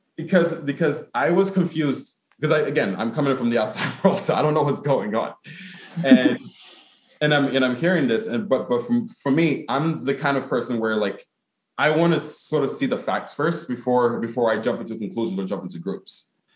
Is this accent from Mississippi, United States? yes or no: no; Newark, New Jersey, United States; also born or lived in Ghana (ancestry); as a Ghanaian American, um, in the sense that I was born in Newark, because my my mom and my dad were born in Ghana.